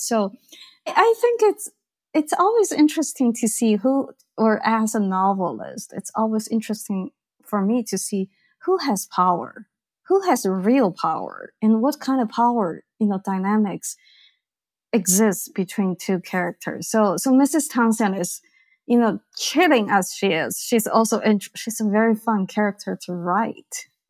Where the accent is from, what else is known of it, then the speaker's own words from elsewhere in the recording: Beijing, China; I grew up in Beijing, which was a very gray, black, green, you know, dark place.